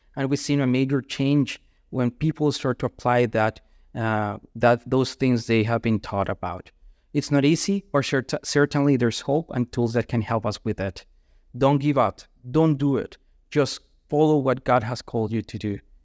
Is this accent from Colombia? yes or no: yes; Colombia; moved away; I'm from Colombia